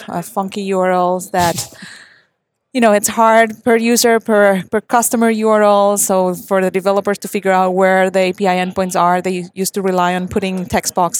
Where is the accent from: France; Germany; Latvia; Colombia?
Colombia; moved away; I'm from Colombia, and I've been working at Microsoft for the last 8 years